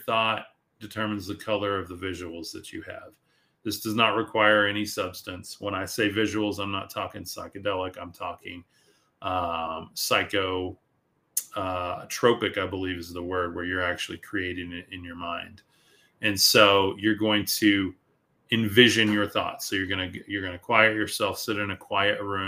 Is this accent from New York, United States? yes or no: no; West Texas, United States; I'm from West Texas